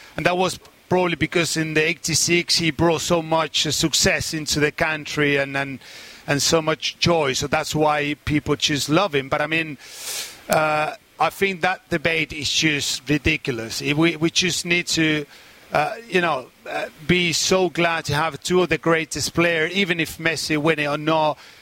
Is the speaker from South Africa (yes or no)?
no; Argentina; our country